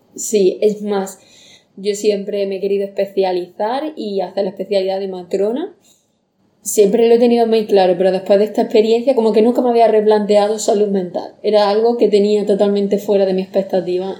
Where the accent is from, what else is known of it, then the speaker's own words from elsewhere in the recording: Andalusia, Spain; moved away as an adult; now in Mallorca, Spain; soy de Andalucía